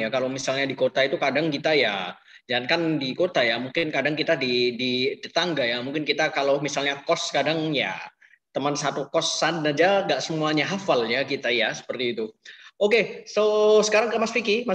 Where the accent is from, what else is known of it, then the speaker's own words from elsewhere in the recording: Mojokerto, East Java, Indonesia; ketika saya pulang ya ke kampung halaman saya di Mojokerto sana, memang orangnya sangat ulet, sangat tulus